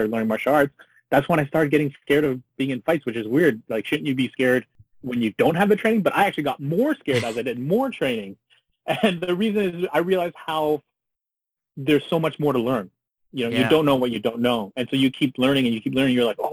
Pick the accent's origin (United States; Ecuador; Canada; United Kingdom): Canada; I grew up in Canada